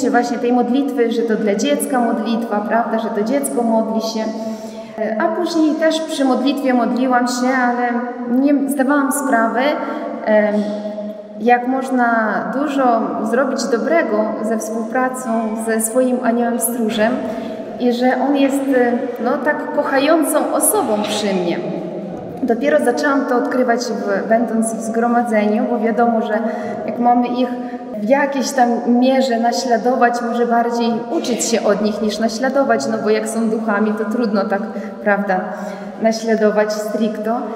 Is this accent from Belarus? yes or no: no; Ukraine; Pochodzę z Ukrainy, z polskiej rodziny.